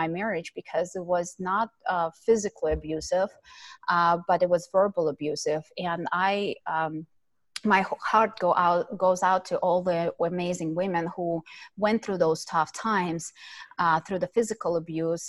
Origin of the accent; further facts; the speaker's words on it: Ukraine; moved away; I was born and raised in Ukraine